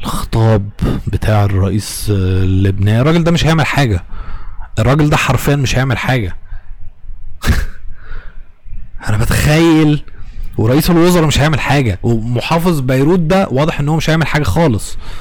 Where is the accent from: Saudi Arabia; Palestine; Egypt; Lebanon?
Egypt